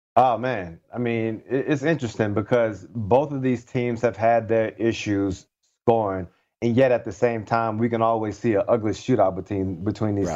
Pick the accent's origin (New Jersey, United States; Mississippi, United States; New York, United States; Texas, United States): Mississippi, United States; Bay St. Louis; moved away; I'm from Bay St. Louis, Mississippi. I'm actually home right now visiting my family